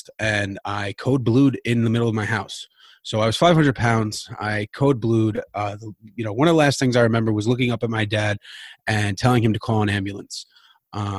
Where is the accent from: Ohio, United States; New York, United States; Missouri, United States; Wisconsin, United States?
New York, United States; New York City; I am from Queens, New York